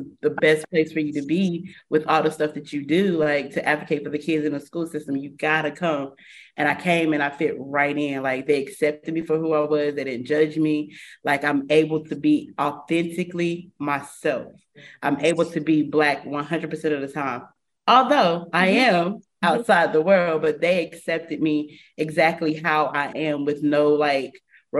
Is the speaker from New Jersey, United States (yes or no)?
no; Chapel Hill, North Carolina, United States; I'm from Chapel Hill.